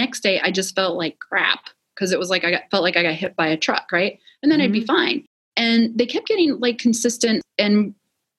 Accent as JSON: {"language": "English", "region": "Wisconsin", "country": "United States", "tie": "born or raised there", "said": "I'm originally from Wisconsin."}